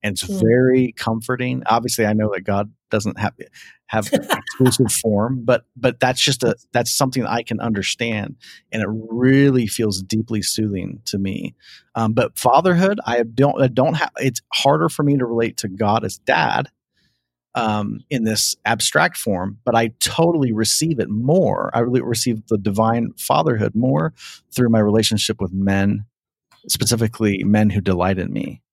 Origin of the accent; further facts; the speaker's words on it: Ohio, United States; I grew up in Ohio